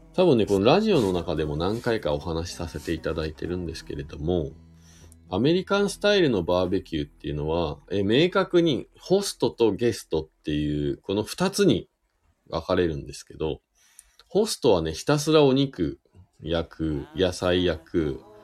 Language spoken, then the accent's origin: Japanese; Shizuoka, Japan; moved away as an adult; now in Hakuba, Japan; 僕、静岡県出身なんで富士山がね、いつも目の前にあるところで生まれ育った